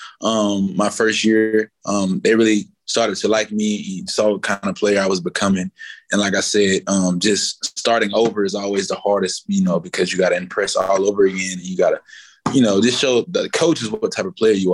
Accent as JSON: {"language": "English", "region": "Florida", "country": "United States", "tie": "born or raised there", "moved": "as an adult", "lives_now": "Cleveland, United States", "said": "Growing up in Florida"}